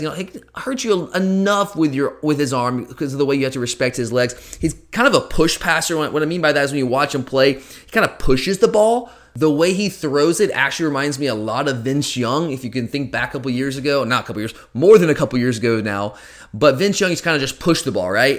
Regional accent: Gwinnett County, Georgia, United States; I grew up in Gwinnett County

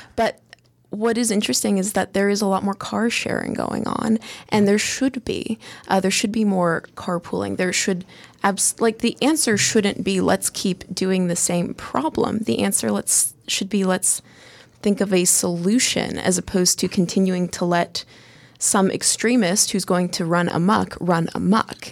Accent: United States; being an American

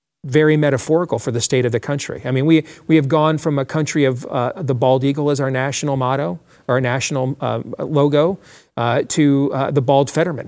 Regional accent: Iowa, United States; In my home state, we have a congresswoman named Marionette Miller Meeks

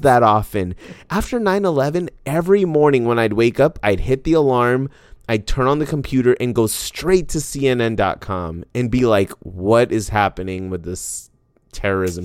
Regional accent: Arizona, United States; I grew up in Arizona

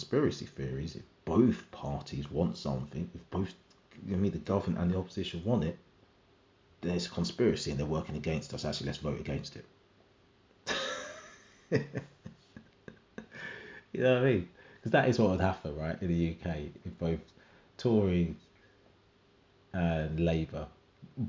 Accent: Jamaica; as a Jamaican

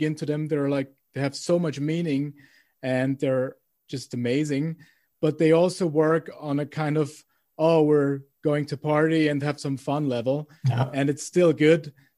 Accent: Vienna, Austria; English is a second language; I'm from Vienna, but all of my bands and customers are from all over the world, but nobody was from Austria.

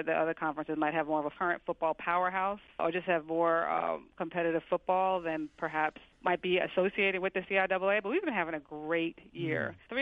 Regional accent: New York City, New York, United States; I grew up in New York, and my mom didn't go to college

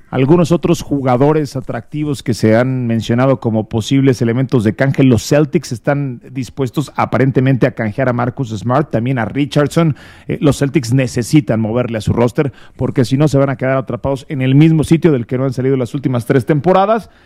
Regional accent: Mexico; somos mexicanos

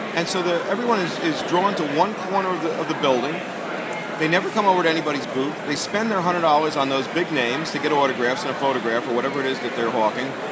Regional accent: Asbury Park, New Jersey, United States; also born or lived in Newark, New Jersey; my childhood roots in Asbury Park, I was born in Newark

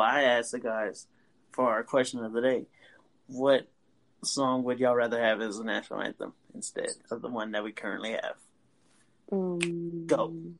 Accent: Texas, United States; we're from Texas

